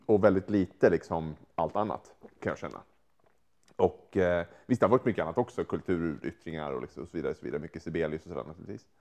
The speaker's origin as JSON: {"language": "Swedish", "country": "Sweden", "moved": "yes", "said": "som svensk"}